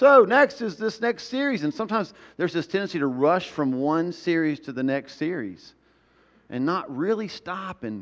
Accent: the South, United States; I grew up in the South

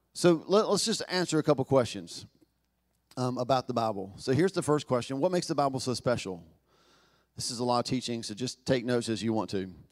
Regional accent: Knoxville, Tennessee, United States; accent: Southern; moved away; I was born in Southern America, I was born in Knoxville, Tennessee

